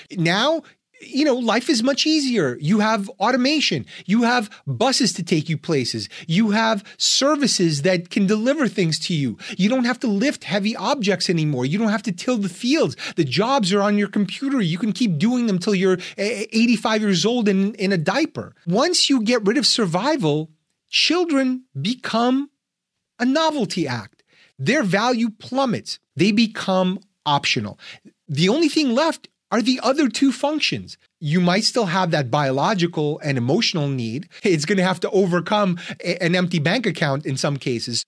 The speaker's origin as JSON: {"language": "English", "country": "Ukraine", "moved": "yes", "lives_now": "United States", "said": "I'm an immigrant from Soviet Union, from Ukraine"}